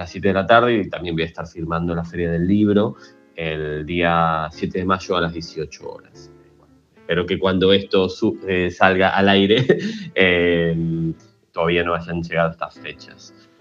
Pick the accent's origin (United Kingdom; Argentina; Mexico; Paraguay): Argentina; now in Barcelona, Spain; eh, soy un escritor argentino que bueno, reside en Barcelona hace casi 20 años